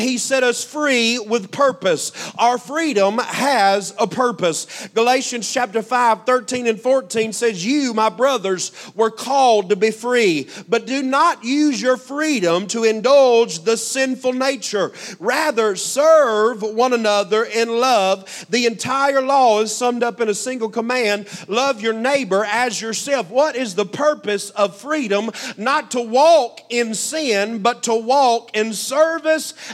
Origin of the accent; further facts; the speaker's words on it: United States; as an American